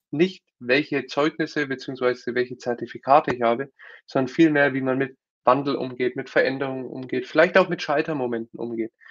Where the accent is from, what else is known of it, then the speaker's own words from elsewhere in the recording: Nuremberg, Bavaria, Germany; also born or lived in United States; Ich komme aus Nürnberg, äh, geboren und aufgewachsen, klassischer BWL-Hintergrund, war dann zweimal länger in den USA